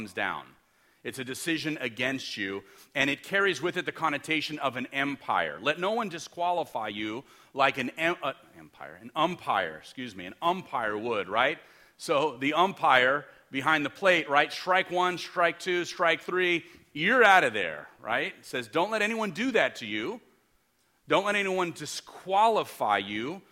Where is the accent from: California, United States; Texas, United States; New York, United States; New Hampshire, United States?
California, United States; Los Angeles; I'm from Los Angeles. We grew up in the city.